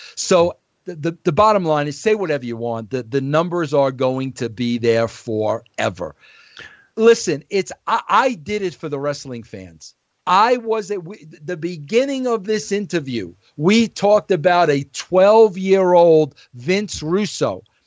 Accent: New York, United States; I was an Italian from New York

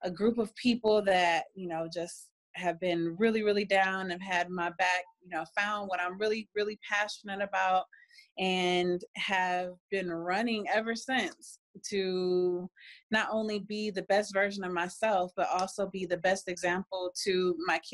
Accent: California, United States; now in Cleveland, United States; I grew up in California before we moved back here to Cleveland. I grew up and graduated from California.

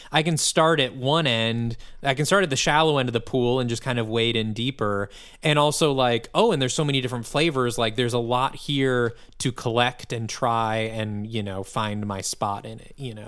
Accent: Midwest, United States; as a Midwesterner

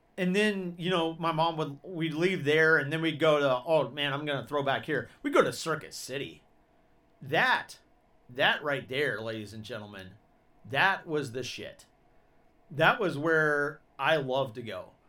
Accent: Georgia, United States; I grew up in Georgia

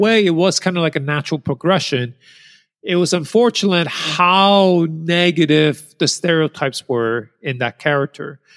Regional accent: New York City, New York, United States; I grew up in New York City.

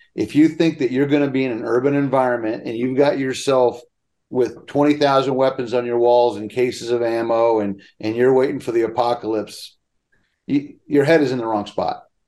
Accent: Pennsylvania, United States; moved away; When we were growing up in Pennsylvania, we had five families on one one phone line

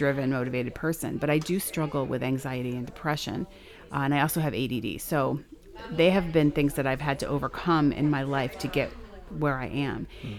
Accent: Montrose, Pennsylvania, United States; also born or lived in Denver; I'm living in my hometown, which is what I wanted to do. I'm right next door to my parents' house.

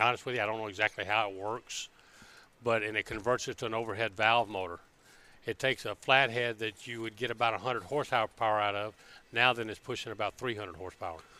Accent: Birmingham, Alabama, United States; moved away as an adult; Born and raised in Birmingham, Alabama

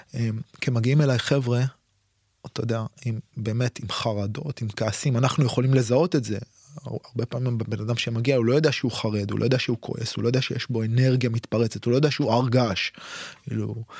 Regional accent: Israel; אצלנו בישראל

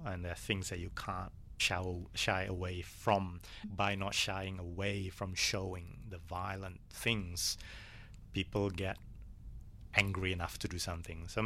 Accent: Bandung, West Java, Indonesia; now in Melbourne, Australia; I grew up in Bandung

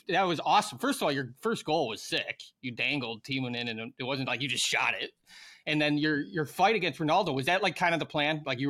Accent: Chicago, Illinois, United States; I'm from Chicago

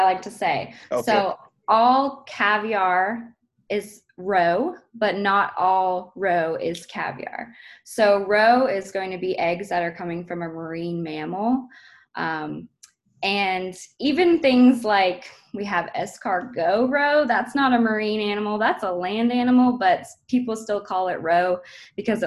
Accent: Portland, Maine, United States; we're all from Portland, Maine. Originally, all of my ancestors have been there since forever.

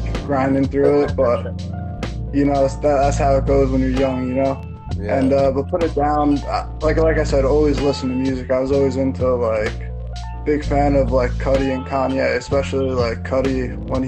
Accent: New Jersey, United States; I'm from New Jersey, not too far from the city

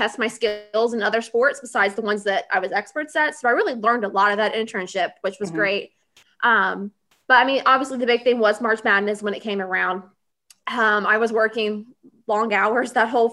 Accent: Middle Tennessee, United States; moved away as an adult; also born or lived in Nashville / La Vergne; now in Atlanta, United States; I was born and raised in Middle Tennessee. I lived in Nashville and Laverne my whole life until I moved down here to Atlanta a few years ago.

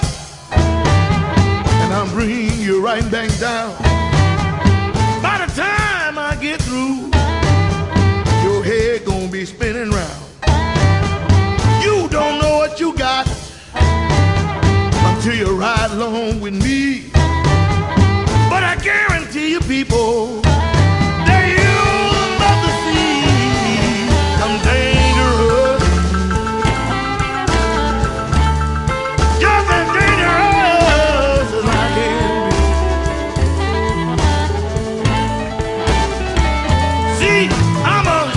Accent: East Texas, United States; I grew up in East Texas.

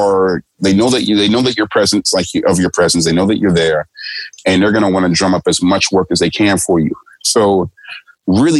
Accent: United States; moved away; I'm American

